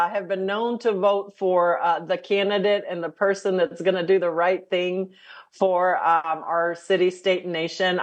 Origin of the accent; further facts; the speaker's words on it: El Paso, Texas, United States; moved away; my hometown of El Paso